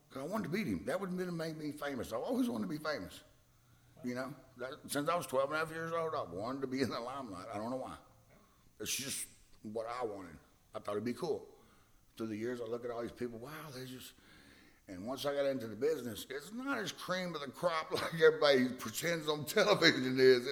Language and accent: English; Hillsboro, Texas, United States; I'm from Hillsboro, Texas, right down the street